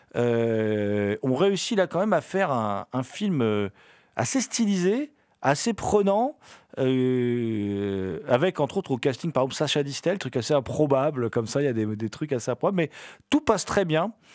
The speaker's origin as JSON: {"language": "French", "country": "France", "said": "on est français."}